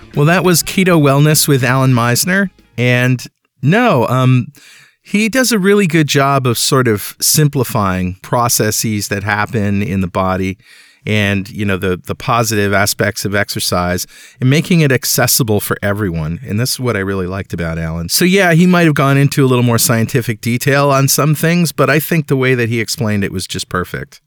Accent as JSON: {"language": "English", "town": "Mystic", "region": "Connecticut", "country": "United States", "tie": "born or raised there", "said": "That's my hometown"}